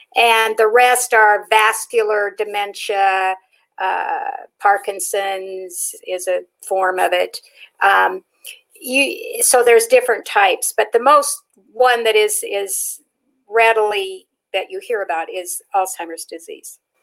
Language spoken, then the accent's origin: English; Pacific Northwest, United States; moved away as an adult; also born or lived in Nevada; now in Las Vegas, United States; I was raised up in the Pacific Northwest. I came to Nevada when I was 21 years old.